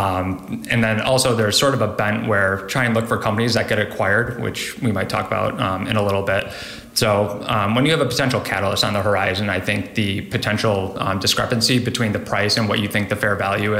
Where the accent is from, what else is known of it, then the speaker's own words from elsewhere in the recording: Buffalo, New York, United States; moved away as an adult; also born or lived in Columbus, Ohio; I grew up in Buffalo, New York my entire life